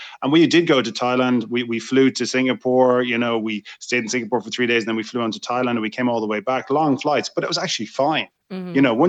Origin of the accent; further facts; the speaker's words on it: County Kildare, Ireland; it's 15 minutes from where I grew up in Strathfinn.